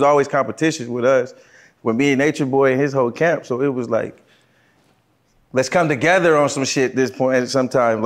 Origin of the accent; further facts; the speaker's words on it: Los Angeles, California, United States; I'm from L.A. Originally